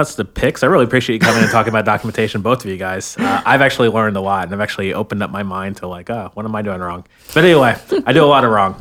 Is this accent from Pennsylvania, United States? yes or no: no; Florida, United States; now in Bay Area, United States; I'm from Florida